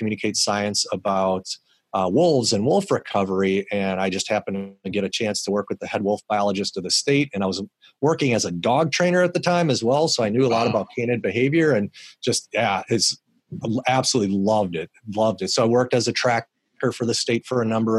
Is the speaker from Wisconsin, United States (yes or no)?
yes; Milwaukee, Wisconsin, United States; I grew up in Milwaukee and loved the Brewers, of course, because I grew up there.